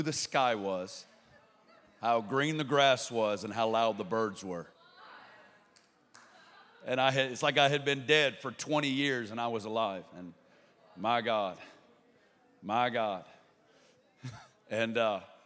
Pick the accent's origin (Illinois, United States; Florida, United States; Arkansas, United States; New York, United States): Arkansas, United States; accent: Arkansas; I'm an Arkansas boy, and so born and raised